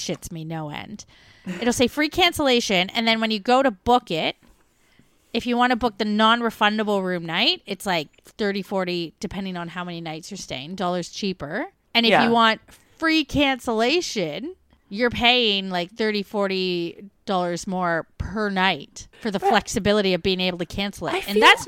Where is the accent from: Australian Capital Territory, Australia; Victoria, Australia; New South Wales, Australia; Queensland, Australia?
Victoria, Australia; Melbourne; We're from Melbourne.